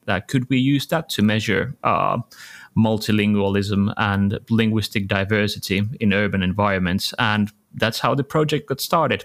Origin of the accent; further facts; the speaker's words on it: Helsinki, Uusimaa, Finland; I'm from Helsinki